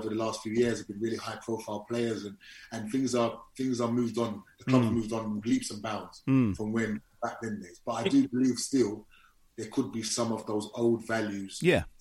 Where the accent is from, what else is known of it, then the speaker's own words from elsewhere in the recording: England, United Kingdom; I'm English.